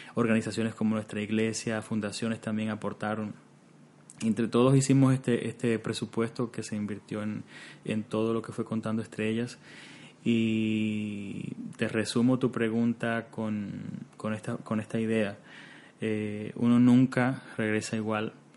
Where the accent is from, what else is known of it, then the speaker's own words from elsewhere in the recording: Cuba; now in Canada; nosotros venimos de Cuba y Cuba también es un país que actualmente en estos momentos vive una situación muy difícil y específicamente en los años de mi preadolescencia, en esos años, años 90, eh, recuerdo que vivíamos una situación muy tensa en casa